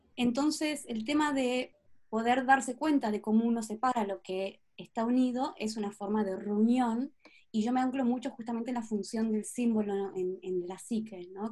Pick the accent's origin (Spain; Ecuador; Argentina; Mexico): Argentina; Patagonia; moved away; also born or lived in Buenos Aires, Argentina; Nací y crecí en Patagonia, Argentina